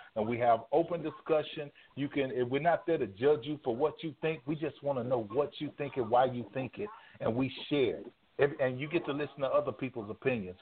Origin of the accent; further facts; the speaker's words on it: Dallas, Texas, United States; now in Houston, United States; Right now, I'm in Houston. I'm from Dallas